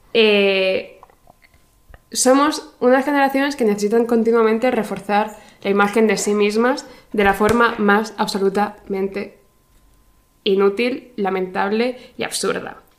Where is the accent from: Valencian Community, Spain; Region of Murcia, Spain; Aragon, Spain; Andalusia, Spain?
Region of Murcia, Spain; vengo de Murcia, que es básicamente el infierno en la tierra